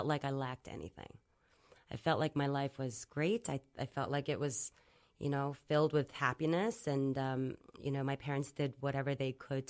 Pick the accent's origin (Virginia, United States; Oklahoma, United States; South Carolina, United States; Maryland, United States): Virginia, United States; Springfield; born or raised there; also born or lived in South Korea